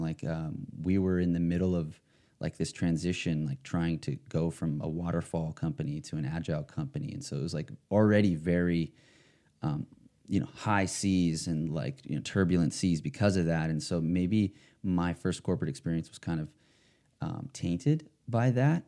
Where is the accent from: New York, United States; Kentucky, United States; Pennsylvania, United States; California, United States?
California, United States; West Hollywood; here in my, my home state, my home sort of town